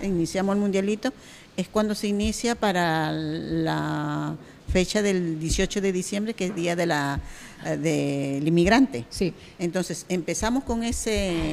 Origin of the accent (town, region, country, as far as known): Peru; now in Canary Islands, Spain